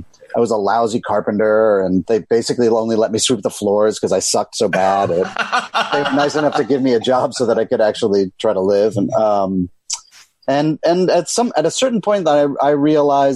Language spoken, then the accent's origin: English; Chevy Chase, Maryland, United States; moved away as an adult; also born or lived in Boston, Massachusetts; now in New York City, United States; I grew up right outside of Washington, D.C. in Chevy Chase, Maryland